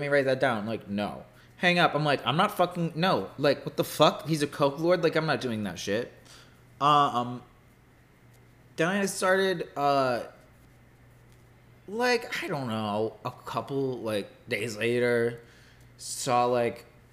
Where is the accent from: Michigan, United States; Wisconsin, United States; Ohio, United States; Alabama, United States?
Michigan, United States; Detroit; I'm from Detroit.